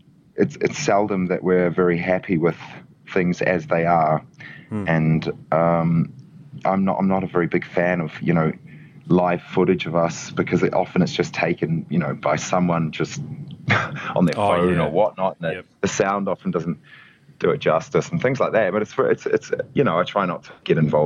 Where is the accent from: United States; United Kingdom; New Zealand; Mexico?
New Zealand; accent: Kiwi; moved away; I grew up in New Zealand